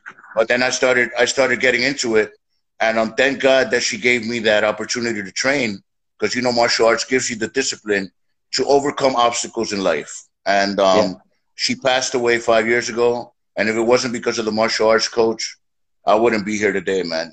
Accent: New York City, New York, United States; born and raised in the streets of New York

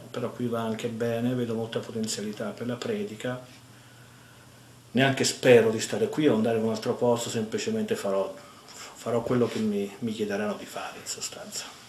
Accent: Italy; moved away as an adult; now in San Antonio, United States; della mia terra natia

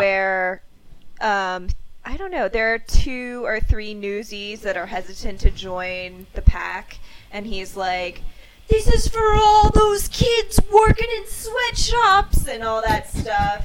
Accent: New York, United States; being a New Yorker

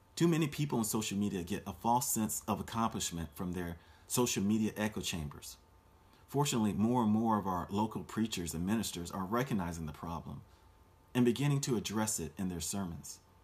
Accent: Orlando, Florida, United States; my hometown of Orlando, Florida

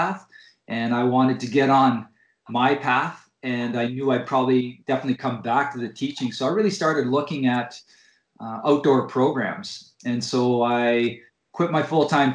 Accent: Coniston, Ontario, Canada; now in British Columbia, Canada; I grew up in Northern Ontario in a small town called Coniston

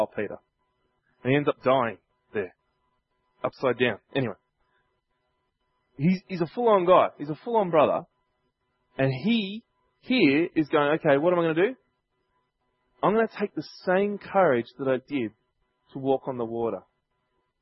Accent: Sydney, New South Wales, Australia; growing up in Chester Hill where I was living

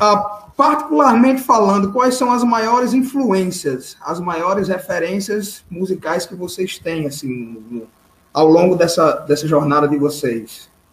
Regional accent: Recife, Pernambuco, Brazil; eu como recifense

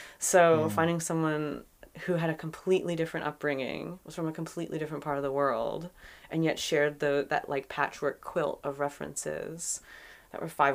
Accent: Philadelphia, Pennsylvania, United States; moved away; I'm from Philadelphia originally

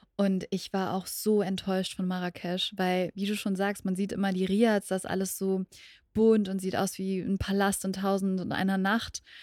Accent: Berlin, Germany; meiner Heimat in Berlin

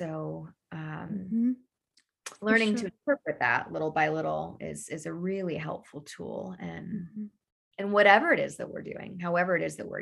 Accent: Daytona Beach, Florida, United States; I was born in Daytona Beach on the, house on the river, house on the ocean, always by the water

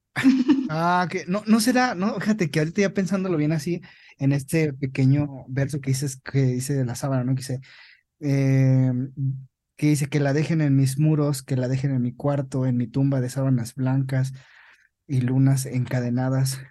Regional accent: Mexico; En nuestro país, así como, como mexicanos

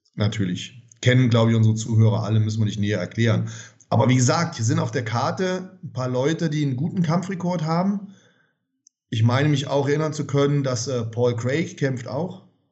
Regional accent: Germany; ich ja typischer Kartoffeldeutscher bin und, und hier geboren bin und hier lebe

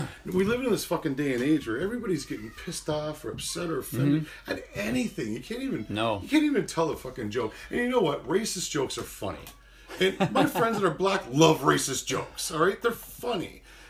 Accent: Hamilton, Ontario, Canada; I was from Stony Creek and just outside of Hamilton, and it was referred to because there's so many Italians. Tony Creek.

